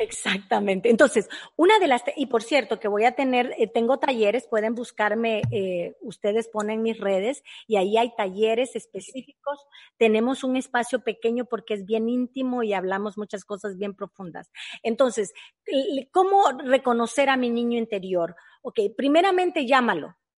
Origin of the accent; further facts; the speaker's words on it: El Salvador; moved away; nosotros fuimos criados en el mercado. Muy pobremente, en El Salvador